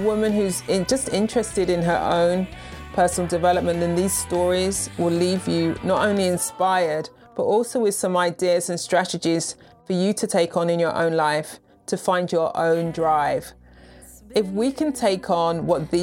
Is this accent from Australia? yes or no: no; United Kingdom; moved away as an adult; now in United States; I'm a Brit living in the US